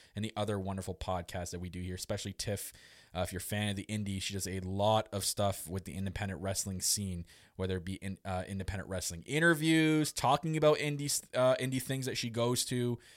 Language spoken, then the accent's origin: English; Canada; Me obviously being Canadian